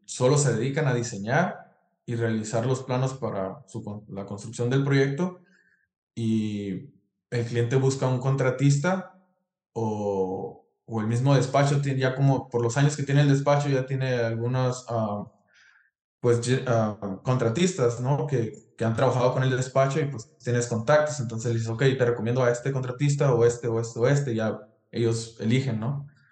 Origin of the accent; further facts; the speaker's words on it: Ciudad Obregón, Sonora, Mexico; moved away as an adult; now in United States; Soy de Ciudad Obregón, Sonora